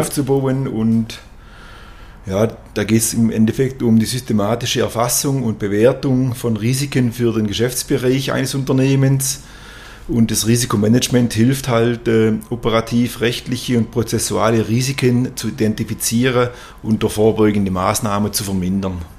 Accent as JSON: {"language": "German", "town": "Kolbingen", "region": "Baden-Württemberg", "country": "Germany", "tie": "born or raised there", "said": "wir sind äh, beide hier in Kolbingen geboren, auch hier zur Schule gegangen, natürlich dann zum, aufs Gymnasium nach Tuttlingen, aber sind Dorfkinder"}